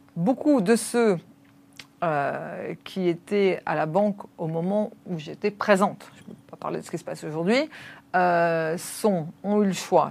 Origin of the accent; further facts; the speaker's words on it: France; moi en tant que Française